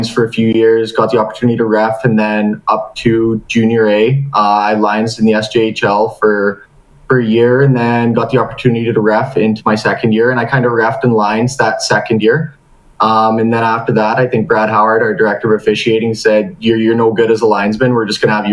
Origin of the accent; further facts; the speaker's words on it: outside Prince Albert, Saskatchewan, Canada; I grew up just outside Prince Albert